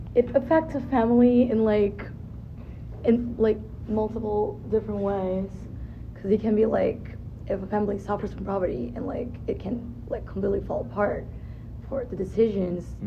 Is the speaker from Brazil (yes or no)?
yes; Brazil; moved away; I'm from Brazil